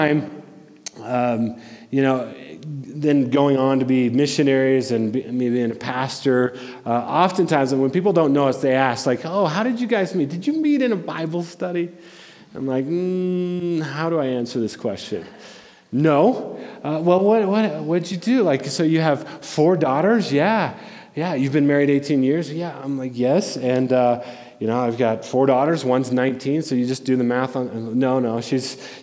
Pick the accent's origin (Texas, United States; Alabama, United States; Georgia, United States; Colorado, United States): Colorado, United States; Denver; I grew up in Denver